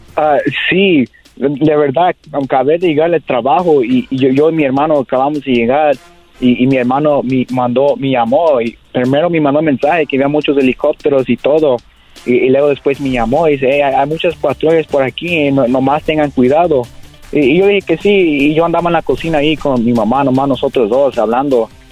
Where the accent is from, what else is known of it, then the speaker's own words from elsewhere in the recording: Whittier, California, United States; yo nací aquí en ah, California, Los Ángeles, eh, en, la ciudad de Whittier